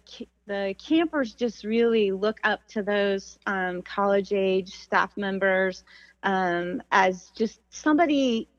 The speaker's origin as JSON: {"language": "English", "region": "Nebraska", "country": "United States", "tie": "born or raised there", "said": "we just really didn't even have summer camps growing up in Nebraska"}